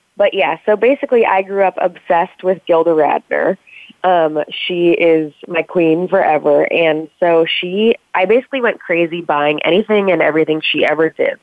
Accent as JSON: {"language": "English", "town": "Chicago", "region": "Illinois", "country": "United States", "tie": "born or raised there", "also_born_or_lived": "Princeton", "moved": "yes", "said": "I grew up near Second City in Chicago"}